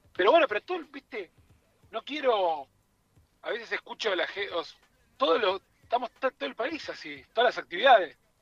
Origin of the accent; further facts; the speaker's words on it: Tucumán, Argentina; Me vine de Tucumán a ver …